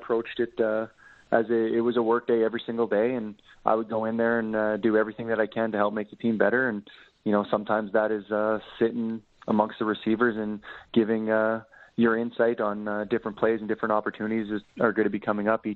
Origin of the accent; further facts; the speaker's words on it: Regina, Saskatchewan, Canada; I'm born and raised in Regina